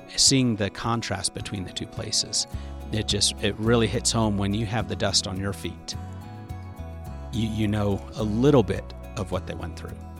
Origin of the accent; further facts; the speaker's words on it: United States; I'm an American, so most people speak English